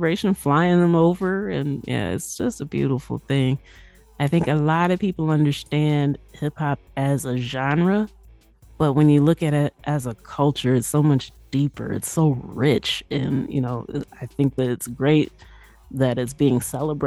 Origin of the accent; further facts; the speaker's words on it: Midwest, United States; As a young chick growing up in the Midwest